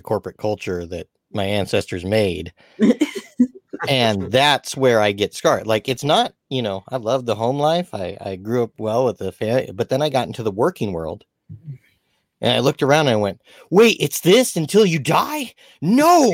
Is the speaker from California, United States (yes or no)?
yes; Walnut, California, United States; I grew up in Walnut, California